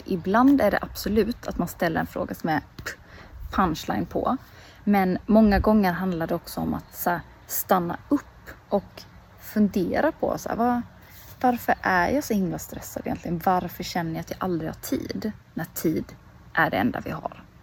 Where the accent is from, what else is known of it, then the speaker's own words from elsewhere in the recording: Småland, Sweden; moved away; sitter här hemma i Småland nu utanför eh, mina föräldrars